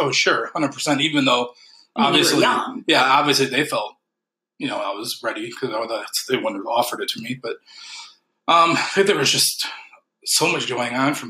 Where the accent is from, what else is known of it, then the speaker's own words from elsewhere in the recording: Alpena, Michigan, United States; because I was from Alpena at the time.